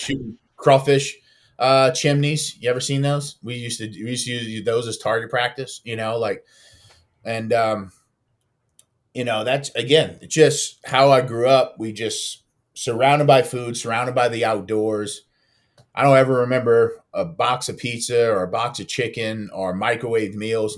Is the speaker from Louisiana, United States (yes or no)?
yes; Louisiana, United States; moved away as an adult; also born or lived in New York; I wasn't plugged into the waterfowl community in those states and regions like I was in my home state